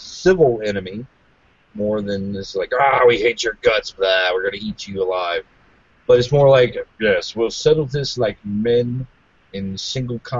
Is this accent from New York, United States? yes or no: no; Louisiana, United States; accent: Cajun; I'm from Louisiana